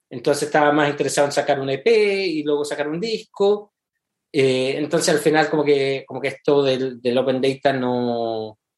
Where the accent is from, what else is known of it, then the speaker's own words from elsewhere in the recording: Santiago, Santiago Metropolitan Region, Chile; moved away as an adult; now in United States; yo soy santiaguino.